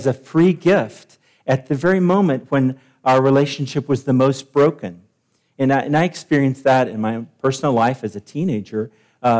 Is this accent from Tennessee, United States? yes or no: yes; Nashville, Tennessee, United States; moved away; I'm from Nashville